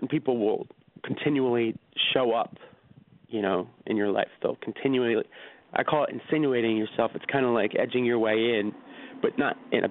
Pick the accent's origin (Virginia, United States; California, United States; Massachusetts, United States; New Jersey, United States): New Jersey, United States; Marlton; I grew up in Marlton, New Jersey.